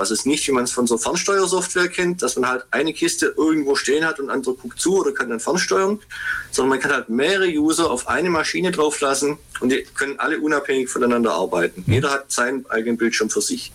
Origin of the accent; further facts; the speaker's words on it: Ulm, Baden-Württemberg, Germany; also born or lived in Swabian region; ich äh, bin gebürtiger Ulmer